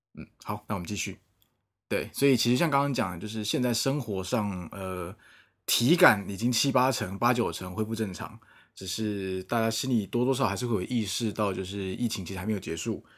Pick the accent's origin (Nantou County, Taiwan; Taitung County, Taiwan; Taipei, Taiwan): Taipei, Taiwan; moved away as an adult; now in Shanghai, China; 我是一个在上海工作大概五年多的台北人，那目前在一个外资的，嗯，与，算娱乐产业工作